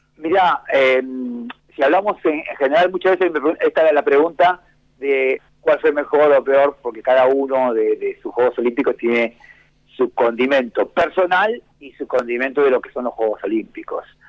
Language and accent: Spanish; Mar del Plata, Buenos Aires Province, Argentina; soy una platense